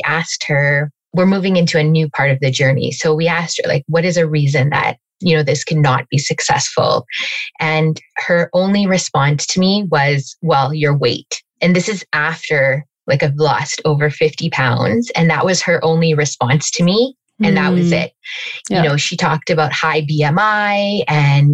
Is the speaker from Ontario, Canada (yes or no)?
no; Calgary, Alberta, Canada; moved away as an adult; now in Toronto, Canada; I was actually born and raised in Calgary and moved to Toronto almost 14 years ago